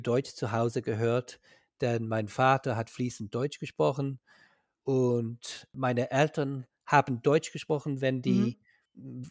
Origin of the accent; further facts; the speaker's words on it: Ireland; German is a second language; ich komme aus Irland, ich wohne in Dublin.